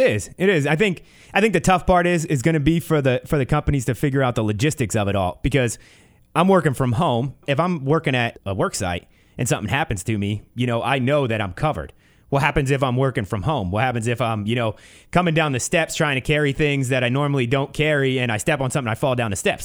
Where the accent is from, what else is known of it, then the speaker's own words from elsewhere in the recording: East Coast, United States; now in Ventura County, United States; growing up on the East Coast